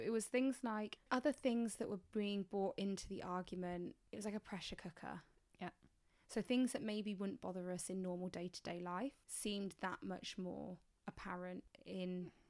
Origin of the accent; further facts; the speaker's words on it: England, United Kingdom; I'm from England.